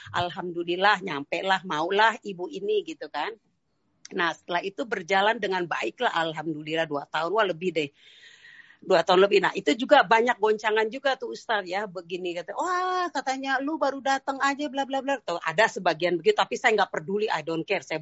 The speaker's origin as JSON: {"language": "Indonesian", "region": "Jakarta", "country": "Indonesia", "said": "saya orang Betawi ya, uh, orang Betawi Sunda juga."}